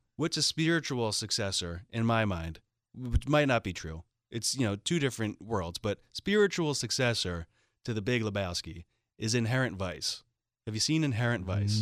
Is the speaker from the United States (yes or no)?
yes; Philadelphia, Pennsylvania, United States; I'm from Philadelphia